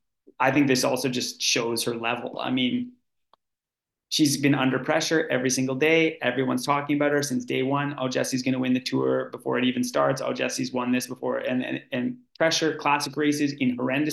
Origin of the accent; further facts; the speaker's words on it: Canada; now in Oslo, Norway; I'm Canadian